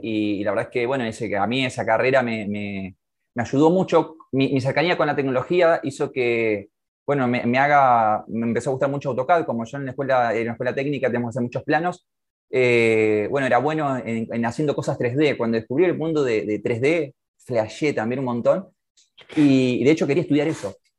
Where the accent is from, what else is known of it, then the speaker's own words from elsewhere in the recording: Santa Fe, Argentina; Yo nací en Santa Fe, sí, sí, en la casa, bueno, en la casa de mi vieja